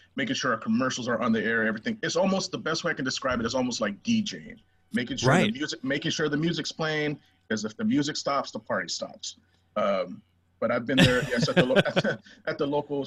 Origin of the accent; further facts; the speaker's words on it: San Luis Obispo, California, United States; also born or lived in Indio, California / San Diego, California; I've lived here since 1983. Moved here as a 4-year-old